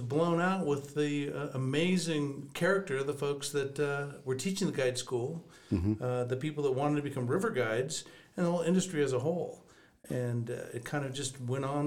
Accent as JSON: {"language": "English", "town": "Newport Beach", "region": "California", "country": "United States", "tie": "born or raised there", "said": "I grew up in Newport Beach, California"}